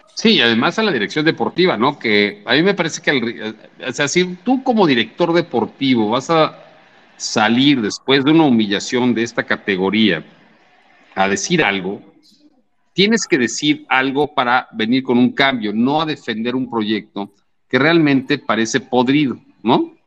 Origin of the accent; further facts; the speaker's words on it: Mexico City, Mexico; yo soy de la Ciudad de México, yo siempre he sido seguidor de América